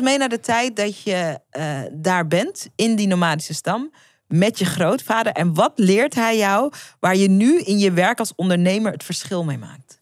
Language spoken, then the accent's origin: Dutch; Netherlands; ik ben geboren in Nederland